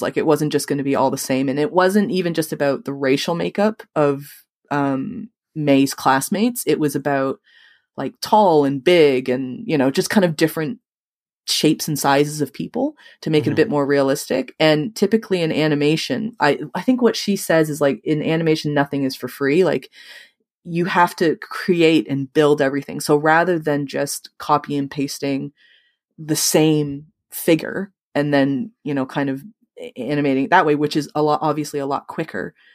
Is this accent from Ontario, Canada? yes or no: yes; Toronto, Ontario, Canada; I was born in Toronto, but I grew up in the suburbs